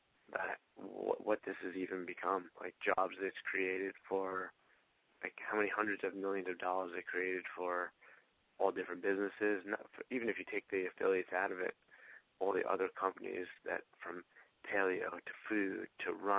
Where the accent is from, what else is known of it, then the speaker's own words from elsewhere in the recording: Long Island, New York, United States; I'm from Long Island and New York, as a chiropractor